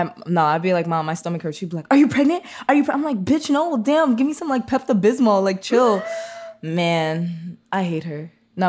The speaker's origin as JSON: {"language": "English", "country": "Jamaica", "said": "And by the way, I'm Jamaican, so all"}